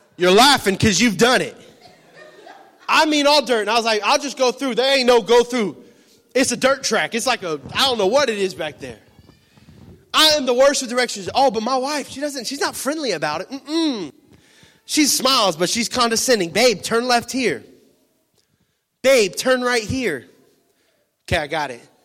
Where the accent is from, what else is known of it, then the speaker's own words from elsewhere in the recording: Florida, United States; moved away; I'm from Florida